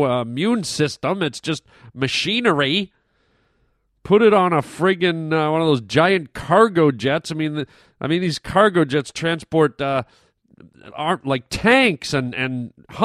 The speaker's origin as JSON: {"language": "English", "country": "Canada", "tie": "born or raised there", "moved": "yes", "said": "I grew up in Canada"}